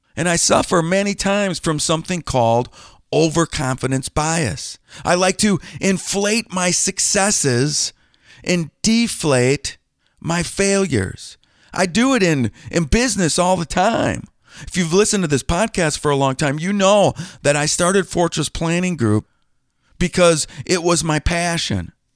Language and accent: English; Wisconsin, United States; I'm from Wisconsin